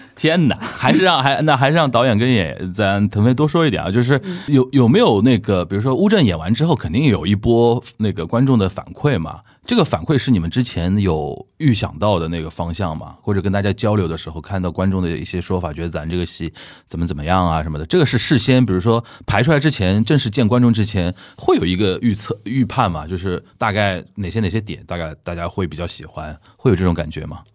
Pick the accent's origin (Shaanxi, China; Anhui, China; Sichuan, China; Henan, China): Anhui, China; now in Beijing, China; 我安徽人